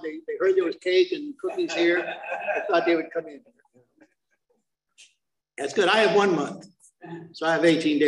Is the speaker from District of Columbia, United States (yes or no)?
no; South Bay, California, United States; I'm from the South Bay